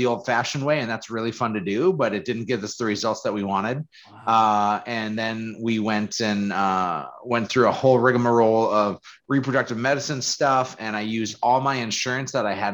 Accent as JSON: {"language": "English", "town": "Fargo", "region": "North Dakota", "country": "United States", "tie": "born or raised there", "said": "who I was growing up in Fargo"}